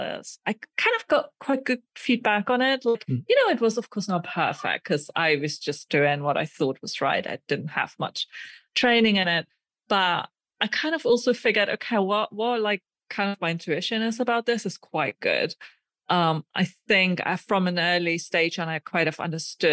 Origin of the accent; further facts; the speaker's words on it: Germany; moved away as an adult; also born or lived in Aachen, Germany / Sweden; now in Prague, Czech Republic; I currently live in the Czech Republic in Prague. And I grew up in Germany, where I also did my undergraduate